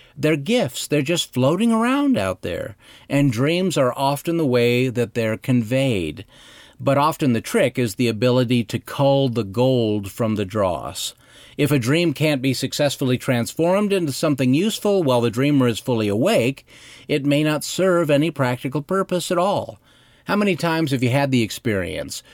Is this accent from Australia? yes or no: no; Cody, Wyoming, United States; my hometown of Cody, Wyoming